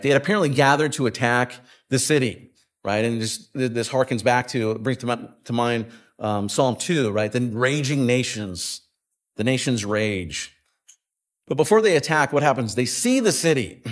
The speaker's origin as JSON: {"language": "English", "region": "West Coast", "country": "United States", "tie": "born or raised there", "moved": "yes", "said": "I grew up on the West Coast"}